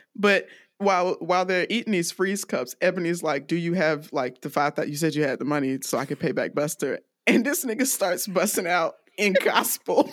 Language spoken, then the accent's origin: English; DeKalb County, Georgia, United States; also born or lived in Greenville, Alabama; I grew up in DeKalb County, Georgia